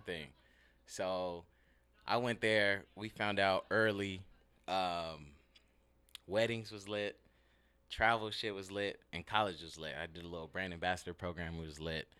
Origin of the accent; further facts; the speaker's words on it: Ontario, California, United States; moved away as an adult; also born or lived in Liberia; now in Seattle, United States; grew up in L A. More specifically, Ontario